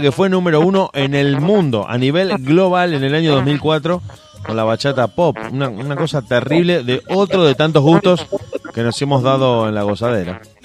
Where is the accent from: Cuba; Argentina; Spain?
Argentina; como decimos acá en Argentina